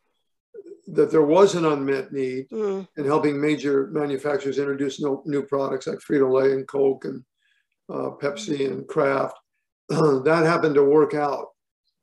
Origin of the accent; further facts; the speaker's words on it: Portland, Oregon, United States; moved away; I grew up in Portland, Oregon.